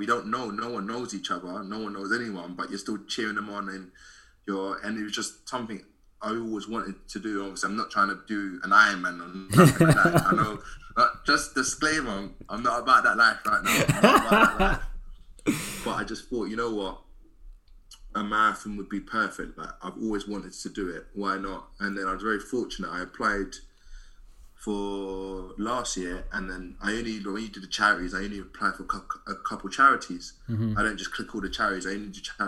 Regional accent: London, United Kingdom; I'm from Southeast London myself

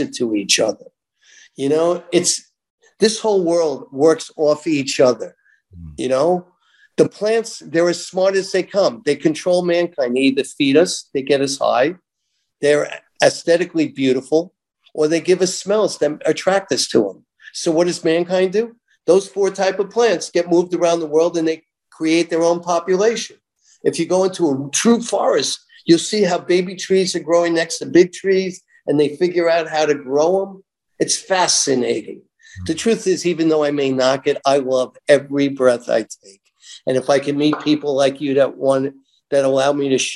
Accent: New York, United States; I'm growing up in New York, conservative New York

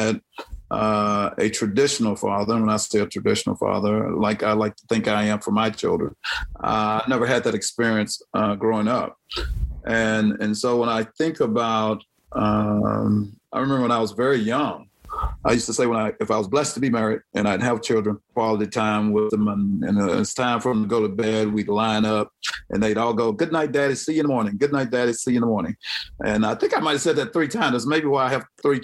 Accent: Grenada, Mississippi, United States; now in Phoenix, United States; Born and raised in Grenada, Mississippi

